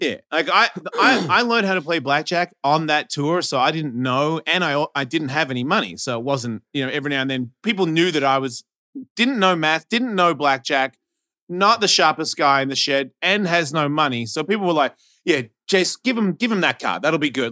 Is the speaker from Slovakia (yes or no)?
no; Australia; moved away; I'm Australian